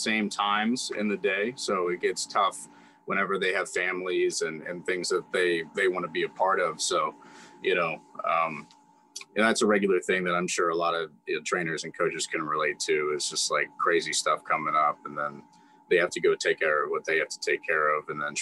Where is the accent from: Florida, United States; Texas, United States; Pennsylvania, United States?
Pennsylvania, United States; Ligonier; moved away as an adult; in the Ligonier community, I've done a lot in my community. So I'm not saying like I'm famous or something, but I'm just saying I've served a lot of people in my hometown.